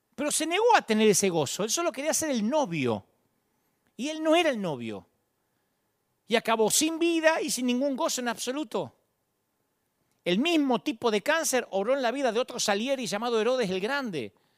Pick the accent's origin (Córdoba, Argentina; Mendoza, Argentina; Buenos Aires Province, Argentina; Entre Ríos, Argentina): Buenos Aires Province, Argentina; Billinghurst; Yo sé de dónde vengo, yo vengo de Billinghurst